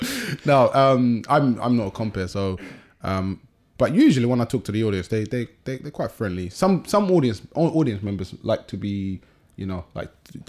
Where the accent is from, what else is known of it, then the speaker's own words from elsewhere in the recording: London, United Kingdom; I grew up in Southeast London.